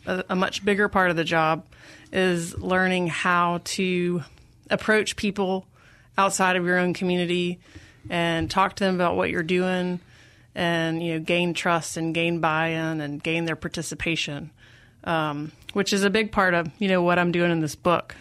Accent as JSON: {"language": "English", "town": "Jackson", "region": "Mississippi", "country": "United States", "tie": "born or raised there", "moved": "yes", "lives_now": "Durham, United States", "said": "I grew up in Jackson. Yep, I, um, am a product of Jackson Public Schools"}